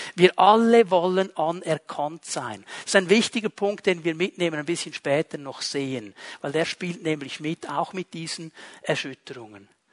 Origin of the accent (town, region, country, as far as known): Switzerland